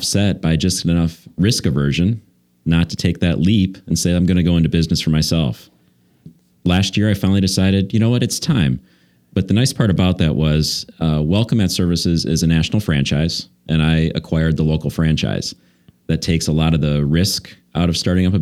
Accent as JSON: {"language": "English", "area": "just south of Detroit", "region": "Michigan", "country": "United States", "tie": "born or raised there", "moved": "as an adult", "lives_now": "Brookfield, United States", "said": "I grew up just south of Detroit"}